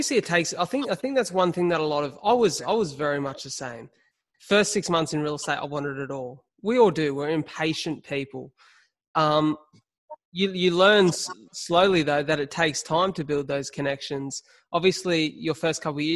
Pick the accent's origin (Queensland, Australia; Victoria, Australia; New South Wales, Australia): New South Wales, Australia; Illawarra; also born or lived in Melbourne; I'm from the Illawarra